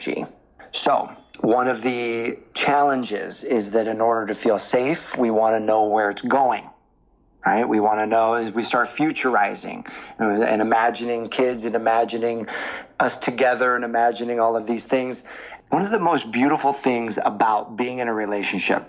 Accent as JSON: {"language": "English", "area": "the Northwest", "region": "Pacific Northwest", "country": "United States", "said": "I was from the Northwest"}